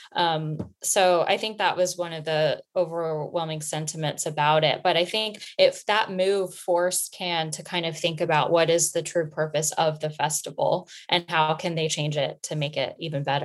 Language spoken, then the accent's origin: English; Florida, United States; also born or lived in New York; now in London, United Kingdom; I am originally from Florida, but I lived in New York before I ended up in London